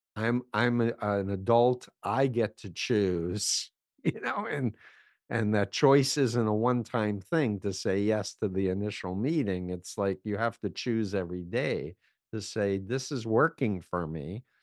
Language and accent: English; New York City, New York, United States; I grew up in New York, in Flushing, Queens